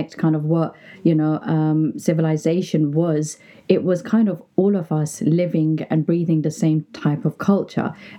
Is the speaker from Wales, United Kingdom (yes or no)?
no; London, United Kingdom; I was brought up in Brixton